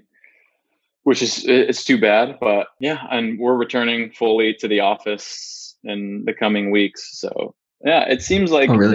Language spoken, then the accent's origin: English; Northern California, United States; I grew up in Northern California.